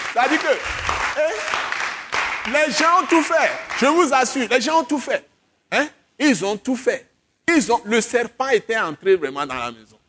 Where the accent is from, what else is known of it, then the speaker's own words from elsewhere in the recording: Accra, Greater Accra, Ghana; now in Togo; Accra, c'est là où j'ai grandi. Quand j'étais petit, c'est à Accra que j'ai commencé mes études, avant de venir ici